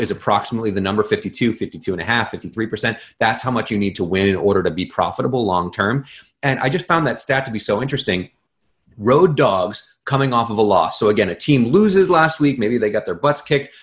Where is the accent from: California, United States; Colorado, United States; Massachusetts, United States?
Massachusetts, United States; Boston; when you're a kid growing up in Boston